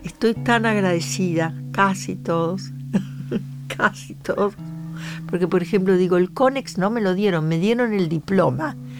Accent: Argentina; yo desde que me fui de Argentina

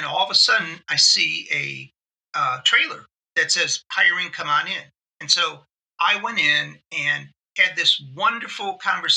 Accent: Cleveland, Ohio, United States; We born and bred in Cleveland

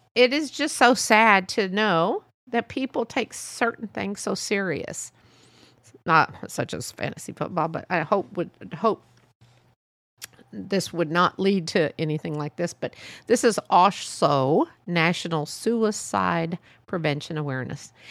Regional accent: United States; I was born here, my parents were born here

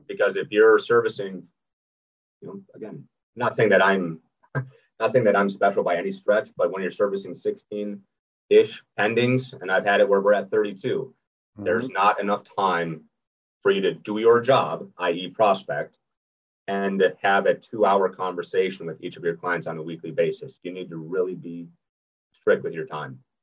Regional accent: Minnesota, United States; moved away as an adult; now in Sarasota, United States; originally born and raised in Minnesota. I live down here in Sarasota, Florida.

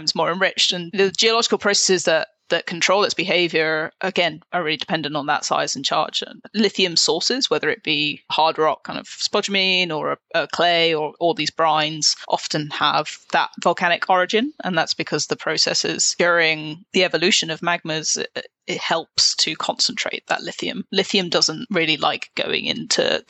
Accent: United Kingdom; moved away as an adult; also born or lived in Oxford / Montreal, Canada; now in Vancouver, Canada; I'm from the UK originally. I grew up just outside of London

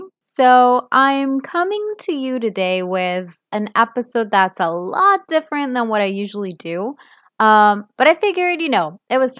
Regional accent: Milan, Lombardy, Italy; first language Italian; English is a second language; I am from Italy. I was born and raised in Milan, so my first language is Italian.

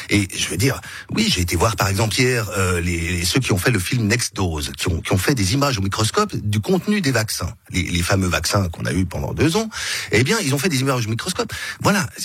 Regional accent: Geneva, Switzerland; Je suis né à Genève, j'ai grandi à Genève, j'aime Genève.

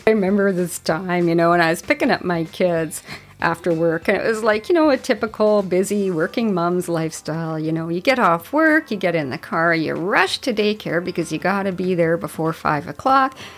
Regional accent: Whitehorse, Yukon, Canada; I grew up in Whitehorse, Yukon. I grew up in a neighborhood downtown

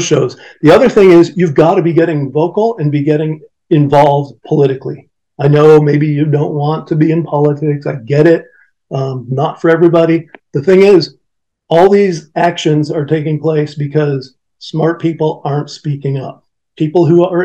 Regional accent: Michigan, United States; right here in my home state of Michigan

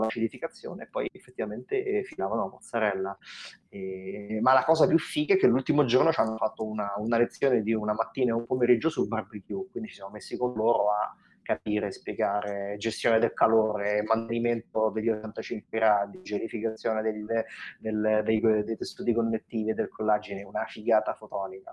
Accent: Rome, Lazio, Italy; io sono cresciuto a Roma

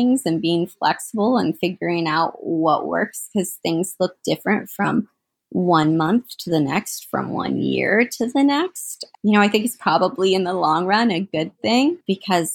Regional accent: Central Ohio, United States; I'm from Central Ohio, not from Columbus, but I'm from Central Ohio

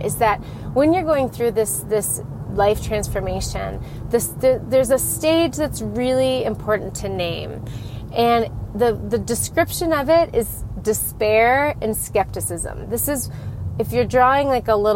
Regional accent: Colorado, United States; moved away; We are from Colorado, but we're in a new city to be closer to family.

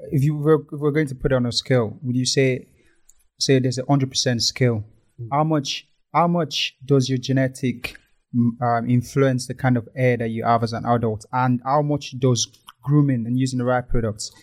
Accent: Lagos, Nigeria; moved away; we grew up in Lagos

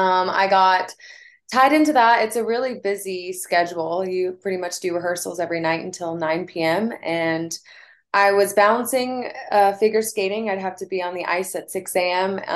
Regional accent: Wilmington, North Carolina, United States; I grew up in Wilmington, North Carolina.

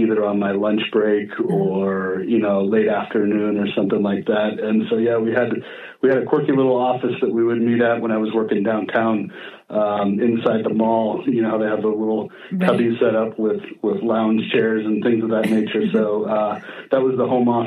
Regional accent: Kenwood, California, United States; I grew up here in Sonoma County in a teeny little town

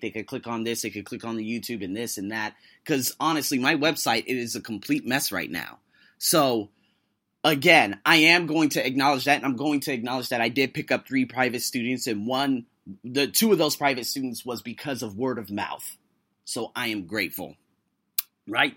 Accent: United States; I am an American with a number, probably a half dozen plus heritages

